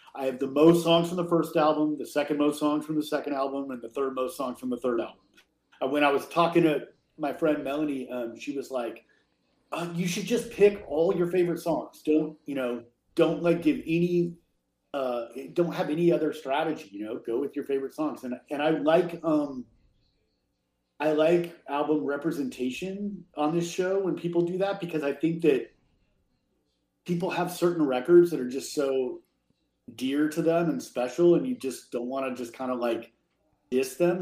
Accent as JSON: {"language": "English", "area": "the Bay Area", "region": "California", "country": "United States", "tie": "born or raised there", "said": "I grew up in California in the Bay Area."}